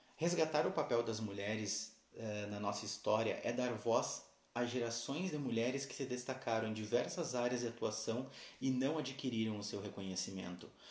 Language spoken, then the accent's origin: Portuguese; Santana do Livramento, Rio Grande do Sul, Brazil; Sou da cidade de Santana do Livramento, Rio Grande do Sul